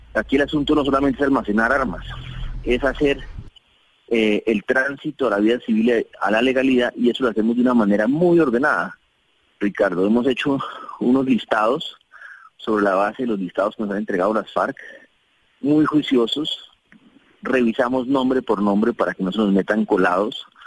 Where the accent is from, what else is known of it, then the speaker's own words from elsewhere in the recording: Colombia; como colombianos